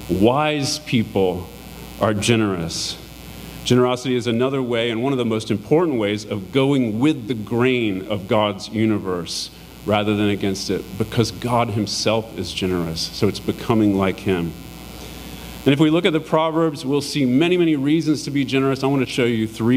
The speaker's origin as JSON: {"language": "English", "country": "United States", "said": "us as American Christians"}